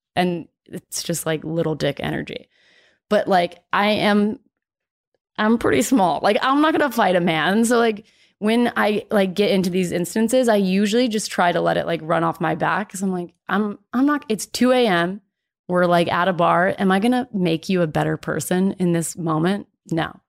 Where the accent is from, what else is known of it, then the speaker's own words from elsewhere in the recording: Dallas, Texas, United States; moved away as an adult; also born or lived in Oklahoma; growing up in Texas and then being in Oklahoma